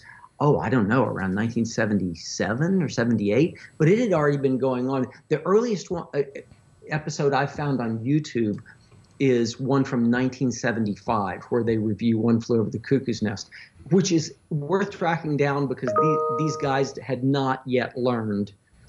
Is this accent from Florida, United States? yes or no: yes; South Florida, United States; I grew up in South Florida.